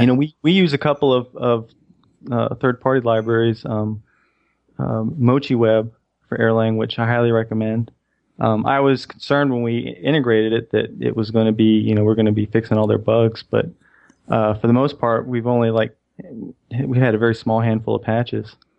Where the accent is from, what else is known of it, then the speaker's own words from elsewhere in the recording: Israel; I'm from Israel